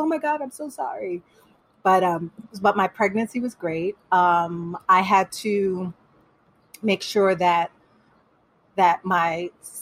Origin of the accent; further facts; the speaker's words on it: Panama; first language Spanish; English is a second language; moved away; I was born here, but I was raised in Panama. So my first language was Spanish.